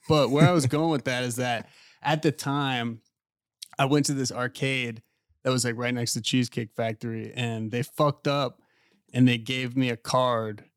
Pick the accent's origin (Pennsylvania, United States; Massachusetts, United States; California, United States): Pennsylvania, United States; Pittsburgh; moved away; also born or lived in West Palm Beach; I'm from Pittsburgh